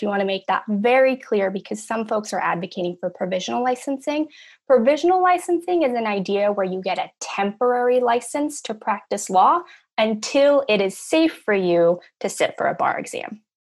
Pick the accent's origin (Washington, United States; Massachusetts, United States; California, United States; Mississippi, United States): California, United States; Los Angeles; I'm from Los Angeles, California, born and raised